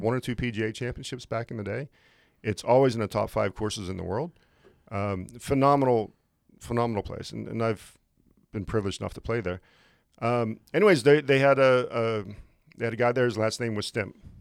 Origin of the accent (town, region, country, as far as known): just outside of Pittsburgh, Pennsylvania, United States; born or raised there; moved away as an adult; also born or lived in Lake Tahoe, California / Florida / Ohio; now in Great Falls, United States